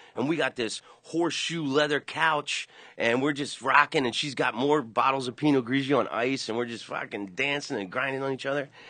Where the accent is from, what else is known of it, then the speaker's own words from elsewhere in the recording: Orlando, Florida, United States; I grew up in Orlando